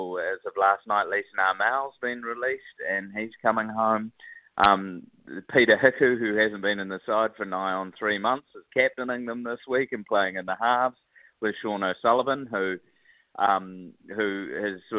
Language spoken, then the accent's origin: English; Wellington, New Zealand; I'm from Wellington